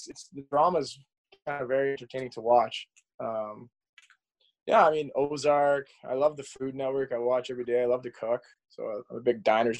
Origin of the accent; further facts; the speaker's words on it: Canada; But growing up in Canada, I was kind of had one way to go, right?